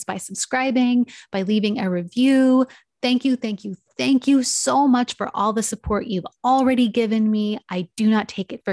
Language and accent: English; San Diego, California, United States; driving distance from my hometown